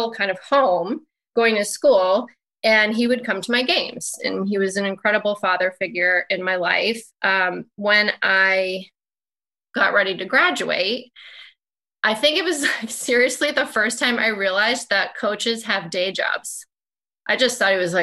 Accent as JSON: {"language": "English", "town": "Danbury", "region": "Connecticut", "country": "United States", "tie": "born or raised there", "said": "I went to Western Connecticut State University in my hometown in Connecticut"}